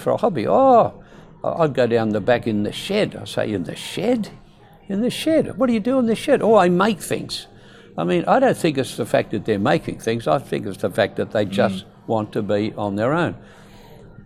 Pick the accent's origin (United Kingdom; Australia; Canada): Australia; Perth, Western Australia; also born or lived in East Fremantle; I was born in Beaconsfield. And in those days, that part of Perth was what the economists would call a low socio-economic demographic.